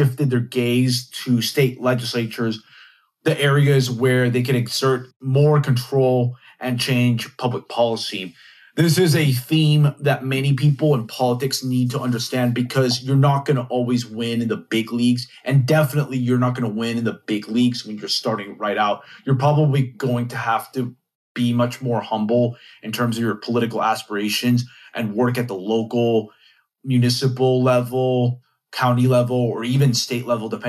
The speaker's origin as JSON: {"language": "English", "region": "Texas", "country": "United States", "said": "my home state of Texas"}